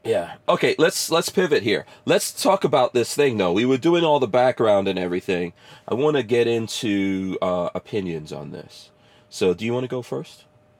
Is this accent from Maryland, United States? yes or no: no; New York, United States; moved away; I rooted for the Knicks because I'm a New Yorker